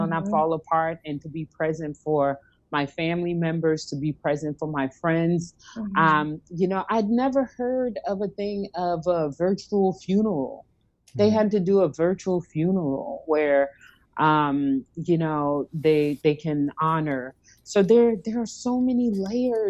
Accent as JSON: {"language": "English", "region": "East Coast", "country": "United States", "moved": "yes", "said": "I'm from the East Coast, so I have lots of family in New Jersey and in the New York area"}